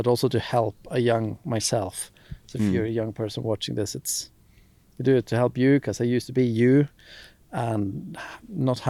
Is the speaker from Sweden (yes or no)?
yes; Skellefteå, Västerbotten County, Sweden; growing up in Skellefteå, northern Sweden, small ski hills